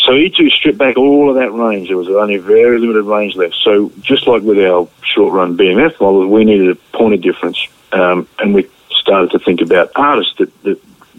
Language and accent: English; Australia; you're rewarding that person for being so supportive of ESP as an Australian